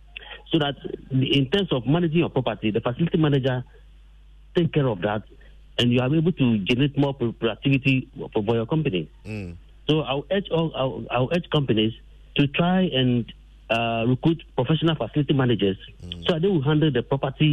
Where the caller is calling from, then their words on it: Ghana; I'm calling from Dodua.